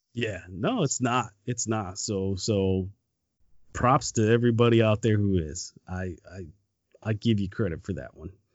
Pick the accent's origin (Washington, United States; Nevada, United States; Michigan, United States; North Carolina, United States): Michigan, United States; Detroit; born or raised there; moved away